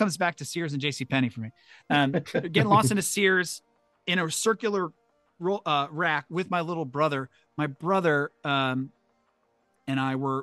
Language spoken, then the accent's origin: English; St. Louis, Missouri, United States; I grew up in St. Louis, and I went to high school down the street from the fancy mall